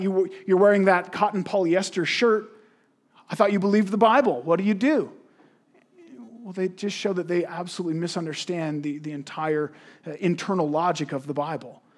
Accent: Canada

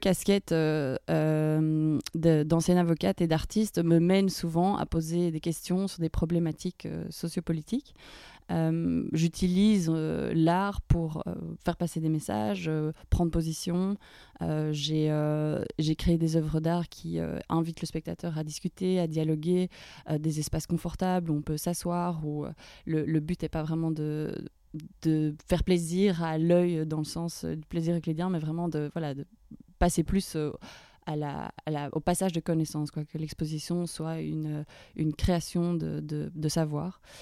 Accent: Brussels, Brussels-Capital Region, Belgium; moved away as an adult; also born or lived in London / Paris; Je suis retournée dans ma ville natale à Bruxelles, après avoir passé 5 ans à Londres

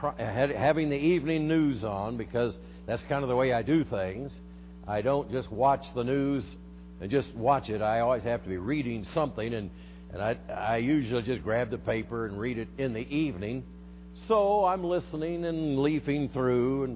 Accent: Denver, Colorado, United States; I'm from Denver

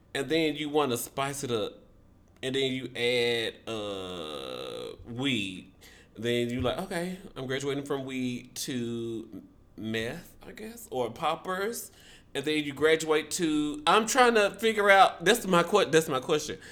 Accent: Memphis, Tennessee, United States; Shout out to Memphis. That's my hometown.

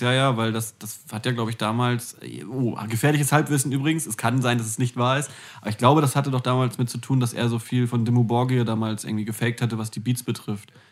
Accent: Hamburg, Germany; also born or lived in Flensburg; ich als gebürtiger Hamburger

